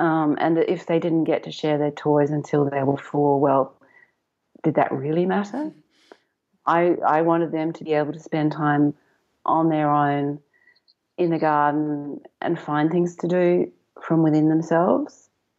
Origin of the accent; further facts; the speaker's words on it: England, United Kingdom; moved away as an adult; now in Melbourne, Australia; especially when we came out from England and they hit kindergarten in Melbourne.